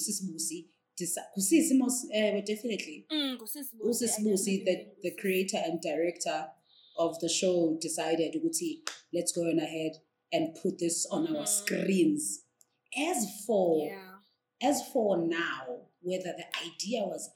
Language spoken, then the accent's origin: English; South Africa; we are as South African